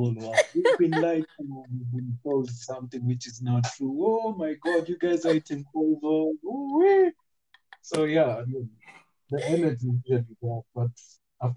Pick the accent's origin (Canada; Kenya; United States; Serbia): Kenya; I talk a lot of Sheng. You know, because I grew up in Islam